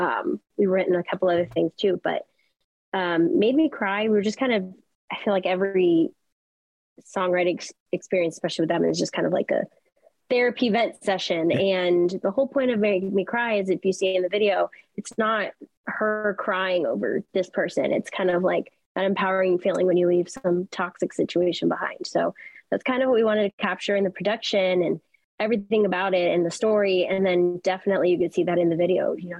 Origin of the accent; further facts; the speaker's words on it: Los Angeles, California, United States; Yeah, I mean, I'm from Los Angeles, California. I grew up in a very musical family.